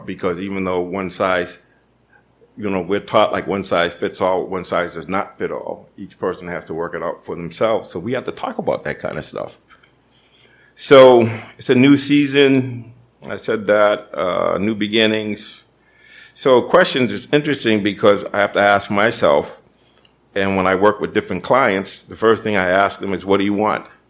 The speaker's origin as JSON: {"language": "English", "town": "Boston", "region": "Massachusetts", "country": "United States", "tie": "born or raised there", "said": "growing up in Boston and tough neighborhood"}